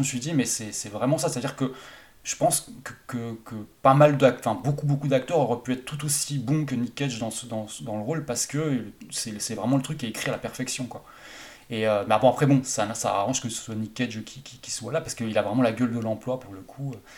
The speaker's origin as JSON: {"language": "French", "area": "Haute-Saône", "region": "Bourgogne-Franche-Comté", "country": "France", "said": "le cinéma de mon bled à moi, donc en Haute-Saône"}